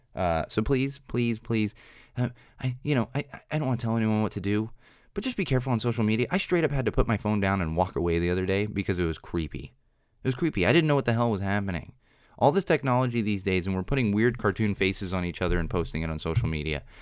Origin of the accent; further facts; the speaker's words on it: San Diego, California, United States; I'm from San Diego